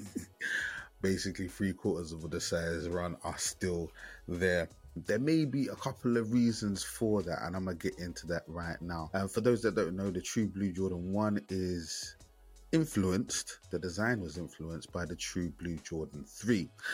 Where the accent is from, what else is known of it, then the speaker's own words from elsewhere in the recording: London, United Kingdom; That represents my ends, man. I'm from Bermondsey, Southeast London